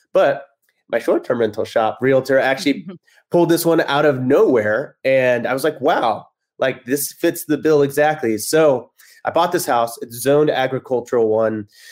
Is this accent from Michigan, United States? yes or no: no; Texas, United States; moved away as an adult; also born or lived in Kansas City; now in Los Angeles, United States; I'm from Texas.